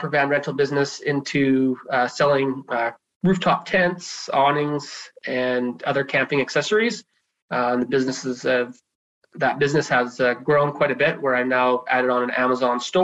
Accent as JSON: {"language": "English", "town": "Nanaimo", "region": "British Columbia", "country": "Canada", "tie": "born or raised there", "said": "I am from Nanaimo, born and raised here on Vancouver Island."}